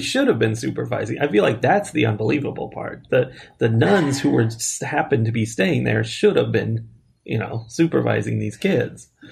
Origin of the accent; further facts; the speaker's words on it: United States; we're Americans